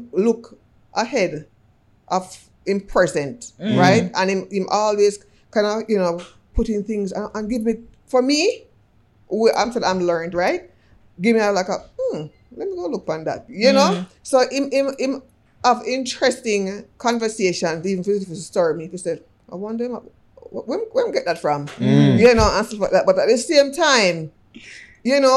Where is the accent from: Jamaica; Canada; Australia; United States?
Jamaica; it carries a lot of weight as Jamaican